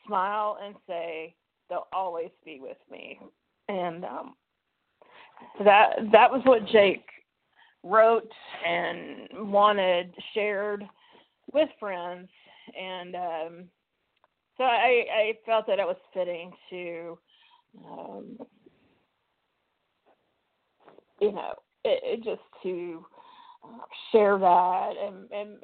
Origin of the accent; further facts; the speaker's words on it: Mississippi, United States; accent: southern; moved away as an adult; I'm from Mississippi